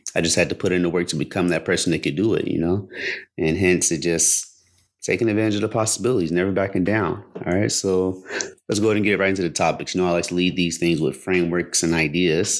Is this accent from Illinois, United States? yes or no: no; Cincinnati, Ohio, United States; I grew up in Cincinnati.